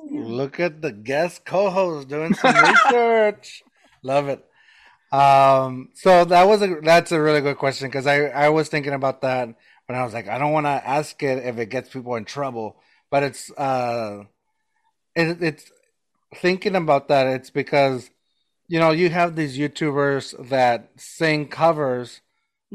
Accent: New Mexico, United States; I still refer to myself as a new Mexican.

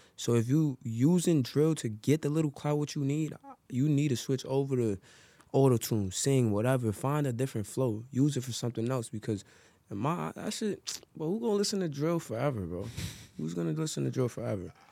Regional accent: New York City, New York, United States; I'm from Harlem, New York

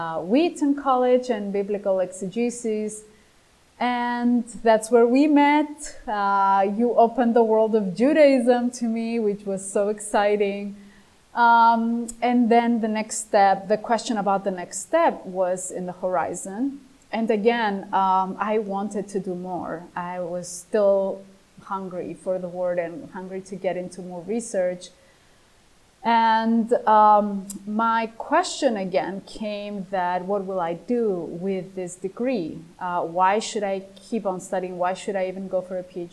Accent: Cyprus; English is a second language; now in Greece; I was born in Cyprus

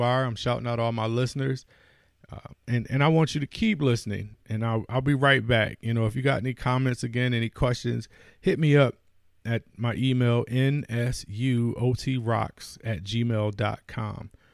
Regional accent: Buffalo, New York, United States; my hometown, I wanna shout out, you know, Buffalo holding me down.

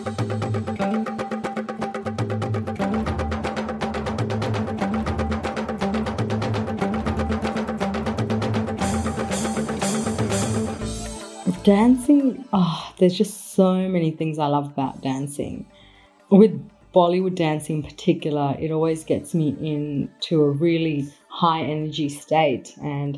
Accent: Melbourne, Victoria, Australia; also born or lived in Mumbai, India; In Carlton, I was surrounded by the Italian community. So there was a lot of Italians that went to my primary school

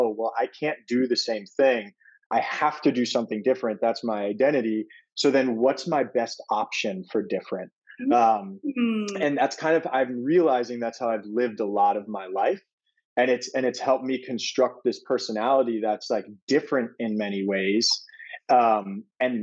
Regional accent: New York City, New York, United States; I grew up in Brooklyn, New York, in Fort Greene

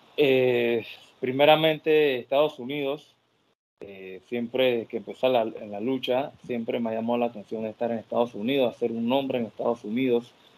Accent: Panama; yo soy la franquicia de Panamá.

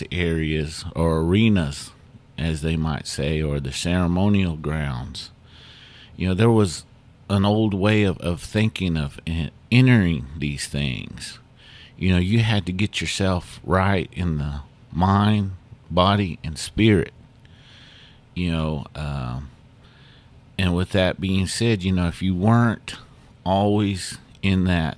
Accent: Muscogee Nation, United States; us Muskogees

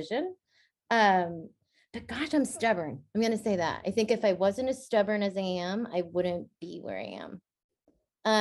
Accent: the Bay Area, California, United States; I grew up in the Bay

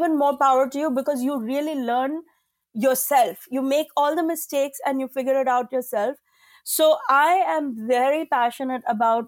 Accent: India; as an Indian woman

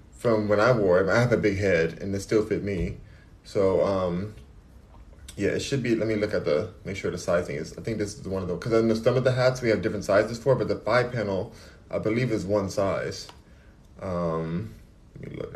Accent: United States; I'm American.

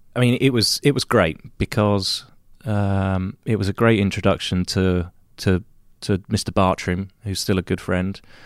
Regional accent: United Kingdom; moved away; in my home country, race on all the U K tracks again

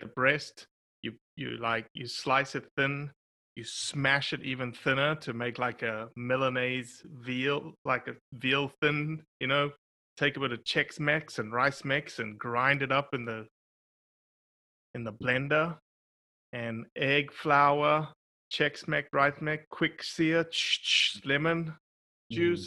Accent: South Africa; born or raised there; moved away

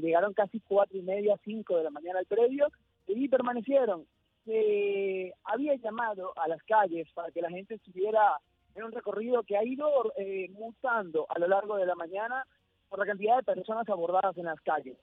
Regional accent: Venezuela; now in Buenos Aires, Argentina; yo soy venezolano

